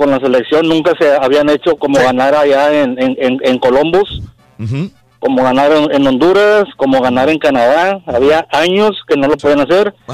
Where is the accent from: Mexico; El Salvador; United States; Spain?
Mexico; como buenos mexicanos